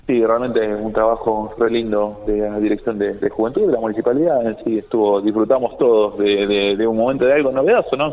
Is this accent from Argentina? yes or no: yes; Argentina; como argentinos